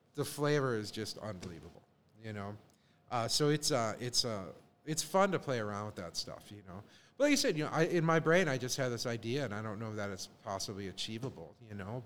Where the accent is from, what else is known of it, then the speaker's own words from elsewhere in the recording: Chicago, Illinois, United States; moved away; growing up in Chicago